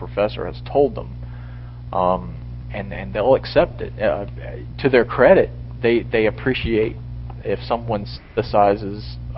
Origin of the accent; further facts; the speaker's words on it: South Carolina, United States; I'm from North Carolina and South Carolina